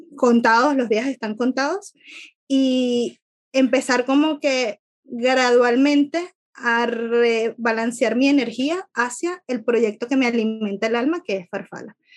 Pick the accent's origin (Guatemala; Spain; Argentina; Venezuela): Venezuela; moved away as an adult; now in Ireland; soy venezolana, venezolana viviendo en Irlanda